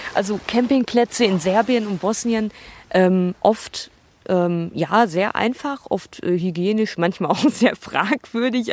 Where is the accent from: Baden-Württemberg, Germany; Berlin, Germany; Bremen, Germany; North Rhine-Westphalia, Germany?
North Rhine-Westphalia, Germany; Ruhr area; ich komme aus dem Ruhrgebiet